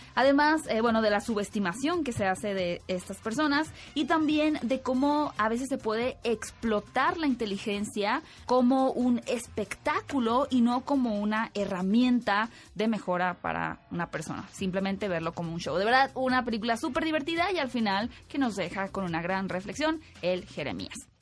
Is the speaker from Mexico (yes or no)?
yes; Sonora, Mexico; de Sonora, mi tierra natal